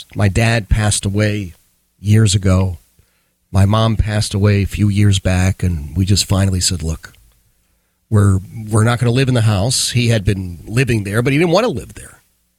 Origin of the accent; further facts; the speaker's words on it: Philadelphia, Pennsylvania, United States; I grew up in Philadelphia, in the city of Philadelphia. And we grew up in what at that time, they were called row houses.